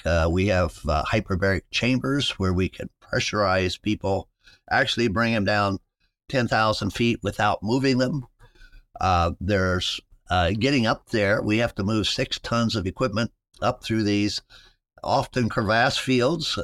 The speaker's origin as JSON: {"language": "English", "region": "West Virginia", "country": "United States", "tie": "born or raised there", "moved": "as an adult", "lives_now": "Ohio, United States", "said": "I grew up in West Virginia"}